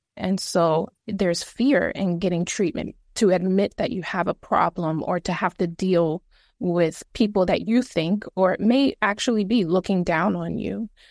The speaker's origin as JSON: {"language": "English", "town": "New York City", "region": "New York", "country": "United States", "said": "I am originally from the Bronx"}